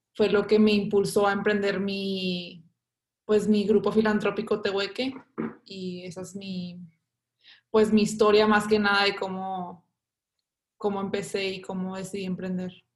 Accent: Monterrey, Nuevo León, Mexico; yo ahorita tengo 19 años, nací en Monterrey.

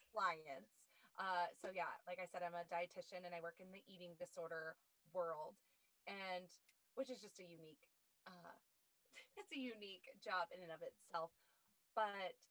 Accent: Perry, Iowa, United States; moved away; I grew up in a small town in central Iowa, Perry

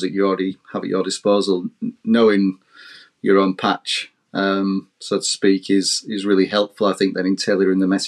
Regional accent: the Northeast, North East England, United Kingdom; I'm from the Northeast as well

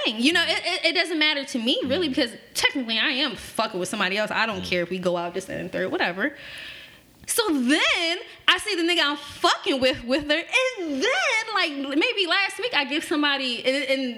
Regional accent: Philadelphia, Pennsylvania, United States; I grew up in North Philly when I first came to Philly

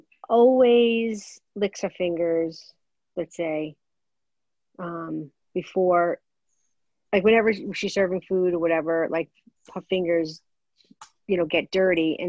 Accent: New York City, New York, United States; I grew up in Brooklyn. I don't know if everybody in Brooklyn does this. Italian Brooklyn family

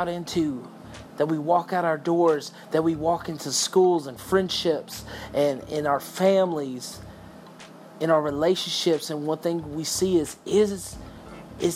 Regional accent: Texas, United States; I'm from Texas

